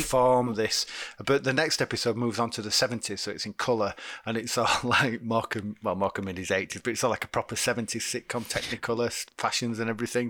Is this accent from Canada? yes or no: no; United Kingdom; we're British